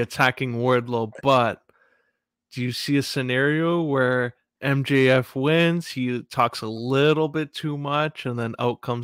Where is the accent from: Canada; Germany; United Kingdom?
Canada; as a Canadian